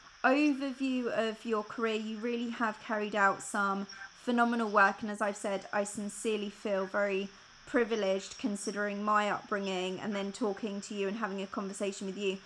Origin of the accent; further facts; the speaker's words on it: Italy; I grew up in Italy, and I was very, very fortunate.